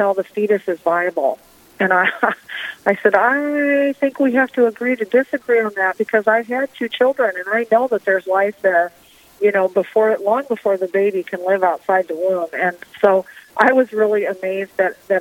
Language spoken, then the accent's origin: English; Storm Lake, Iowa, United States; I was born and raised in Storm Lake, Iowa. That's my hometown